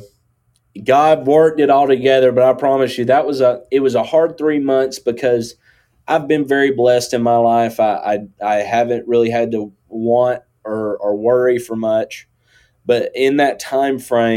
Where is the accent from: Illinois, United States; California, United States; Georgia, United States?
Georgia, United States; Northwest; accent: country; I grew up in Northwest Georgia.